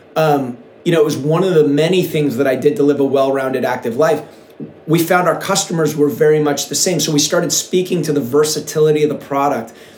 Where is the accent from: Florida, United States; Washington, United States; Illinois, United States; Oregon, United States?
Washington, United States; Seattle; now in Encinitas, United States; when I was a kid, I grew up in Seattle